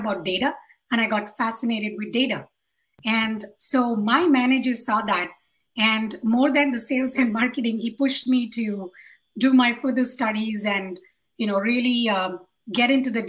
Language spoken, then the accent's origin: English; Hyderabad, Telangana, India; I come from Hyderabad in India